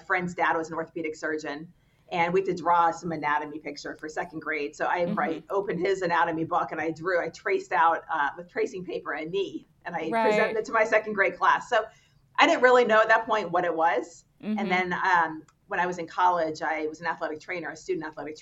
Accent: Southern California, United States; moved away as an adult; also born or lived in Baltimore, Maryland / Washington, D.C. / Pittsburgh, Pennsylvania; I grew up in Southern California

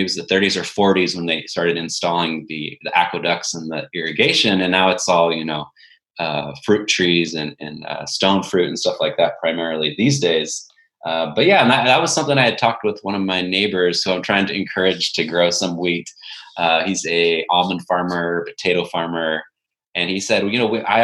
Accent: Patterson, California, United States; growing up in Patterson, California, which is Central Valley

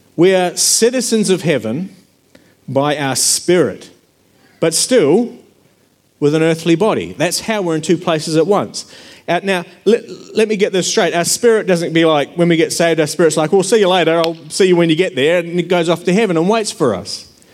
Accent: New Zealand; now in Australia; I grew up in New Zealand, and I'd been living in Australia

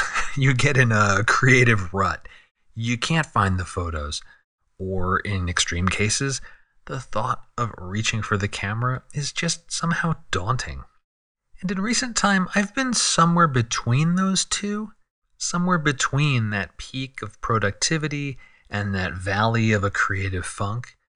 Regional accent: San Diego, California, United States; my hometown of San Diego

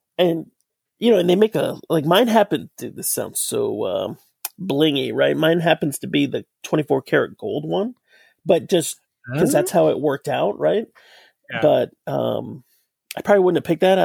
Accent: Sterling, Virginia, United States; I grew up in Sterling, Virginia over there, Loudoun County.

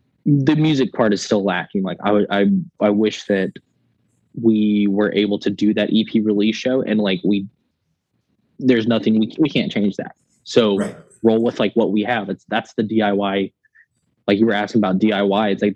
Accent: West Texas, United States; I was raised in West Texas

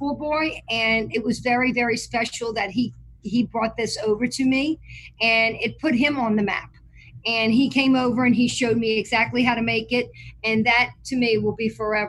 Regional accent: New Orleans, Louisiana, United States; moved away as an adult; now in Mandeville, United States; I am from New Orleans, Louisiana. I grew up in Lake Vista.

